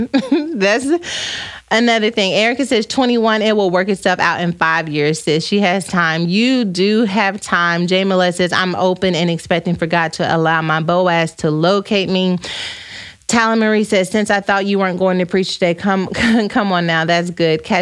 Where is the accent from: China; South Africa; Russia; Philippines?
South Africa; I'm from South Africa, so the pressure is real, but I'm not interested, at least not yet.